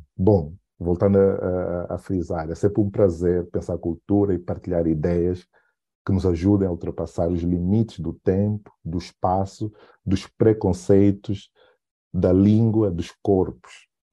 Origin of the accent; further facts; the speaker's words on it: Benguela, Angola; o lugar onde eu nasci, né, Benguela